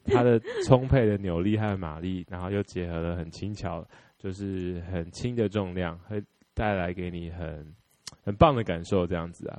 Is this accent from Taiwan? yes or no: yes; Taiwan; 我们台湾人